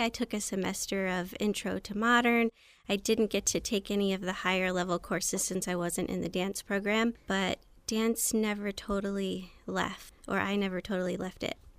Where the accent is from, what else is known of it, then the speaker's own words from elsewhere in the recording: Anne Arundel County, Maryland, United States; also born or lived in New York; I grew up in Anne Arundel County, Maryland.